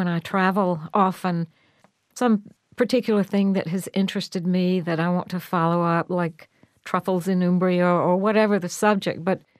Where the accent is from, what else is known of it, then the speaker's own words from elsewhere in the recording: the South, United States; now in San Francisco, United States; Well, I'm from the South and grew up with an almost identical kind of sense of community. But as a grown-up, I've lived in San Francisco